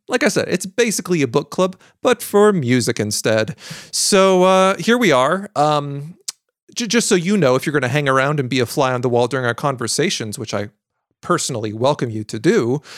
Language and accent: English; United States; I was an American